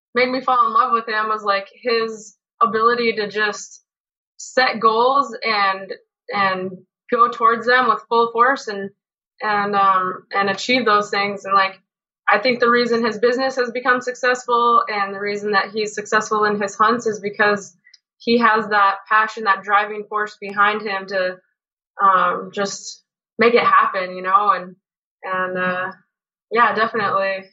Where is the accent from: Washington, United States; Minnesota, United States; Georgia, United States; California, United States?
Washington, United States; Spokane; I grew up in Spokane